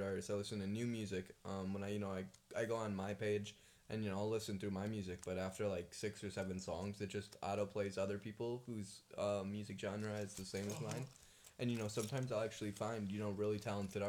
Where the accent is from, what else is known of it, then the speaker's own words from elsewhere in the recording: Yekaterinburg, Sverdlovsk Oblast, Russia; moved away; I was born in Yekaterinburg, Russia